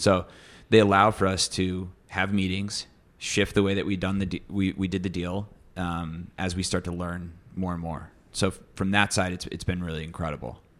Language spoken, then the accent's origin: English; Midwest, United States; now in New York City, United States; I come from the Midwest